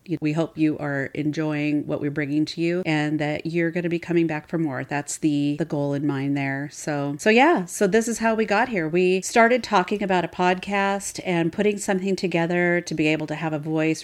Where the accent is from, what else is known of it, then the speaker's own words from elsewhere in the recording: Seattle, Washington, United States; I'm actually born and raised in Seattle